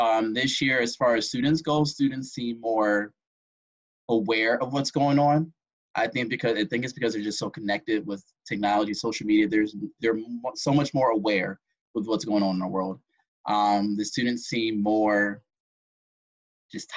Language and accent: English; Belleville, Michigan, United States; moved away as an adult; now in Baltimore, United States; my hometown, Belleville, Michigan, Ann Arbor area